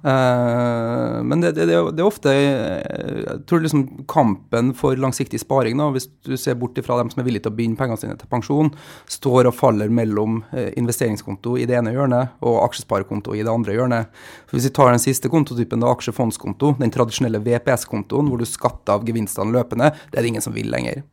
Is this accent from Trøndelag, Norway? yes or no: yes; Trondheim, Trøndelag, Norway; moved away; Når jeg er hjemme i Trondheim, så leser jeg jo Adresseavisa